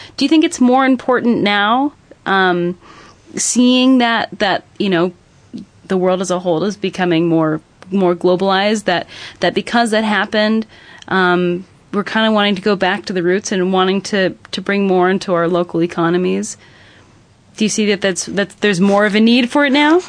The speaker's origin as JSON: {"language": "English", "town": "Lansing", "region": "Michigan", "country": "United States", "tie": "born or raised there", "said": "I grew up in the Lansing area"}